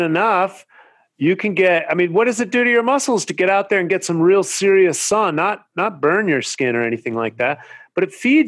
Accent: Marin County, California, United States; now in Venice Beach, United States; I grew up in Marin County where mountain biking started

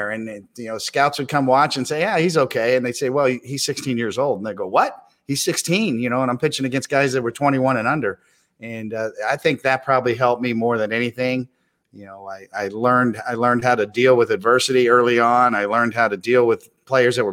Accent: Kansas City, Missouri, United States; I grew up in Kansas City

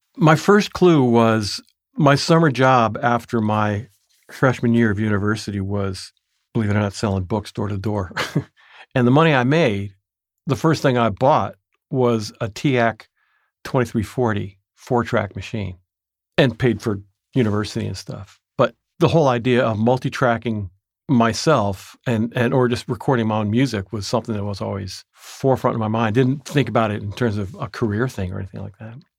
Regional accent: Tarrytown, New York, United States; moved away as an adult; also born or lived in Toronto, Canada; now in Oakland, United States; I grew up in Tarrytown, New York, now called Sleepy Hollow

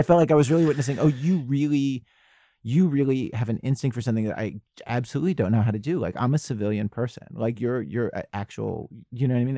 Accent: Baltimore, Maryland, United States; I grew up in Baltimore

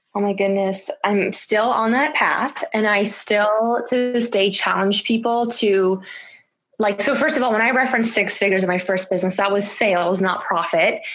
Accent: Canada; moved away as an adult; now in France; I spoke French growing up in Canada uh, in school

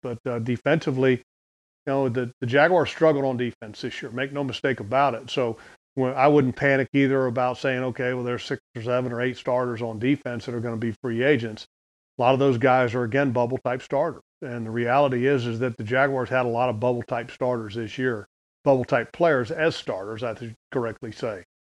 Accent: United States; I'm an American.

